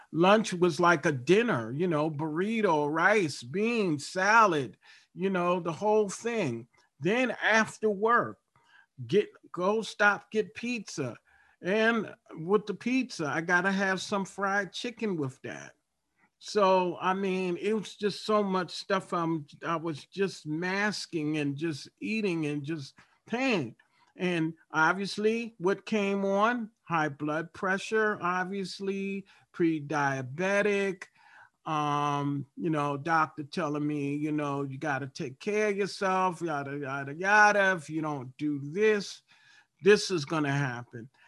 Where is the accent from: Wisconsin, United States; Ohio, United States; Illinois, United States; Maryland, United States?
Maryland, United States; Baltimore; I grew up in Baltimore, Maryland